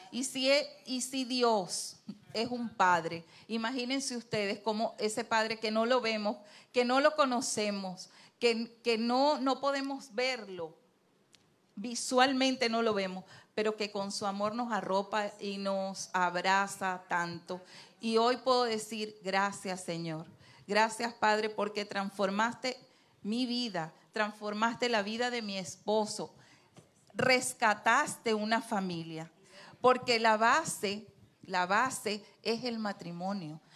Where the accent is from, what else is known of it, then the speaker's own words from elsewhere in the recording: Trujillo, Venezuela; moved away as an adult; now in Santo Domingo, Dominican Republic; nosotros somos andinos, yo soy andina, David es guaro, David es de Lara y yo soy de Trujillo.